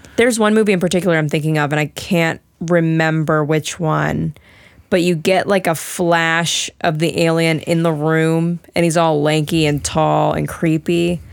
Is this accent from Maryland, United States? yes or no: yes; Maryland, United States; I was born in Maryland, so I am a U S citizen